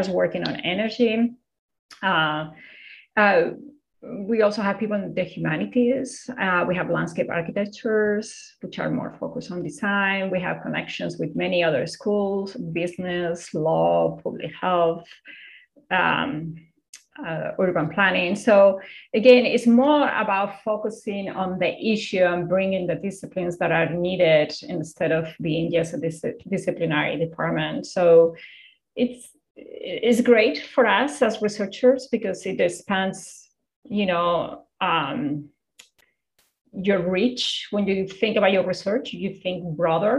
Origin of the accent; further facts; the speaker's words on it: Spain; now in United States; I'm originally from Spain